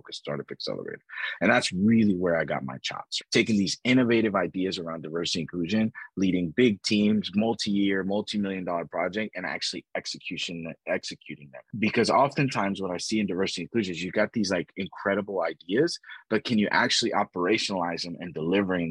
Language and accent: English; Texas, United States; moved away as an adult; also born or lived in New York / London; I grew up in Texas.